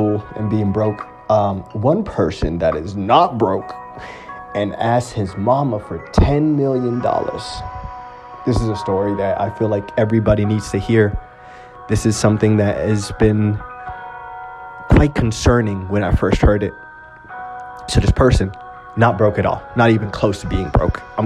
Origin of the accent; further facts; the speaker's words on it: Utah, United States; my hometown, Utah.